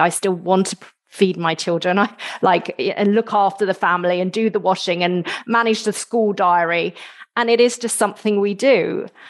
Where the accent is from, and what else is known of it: United Kingdom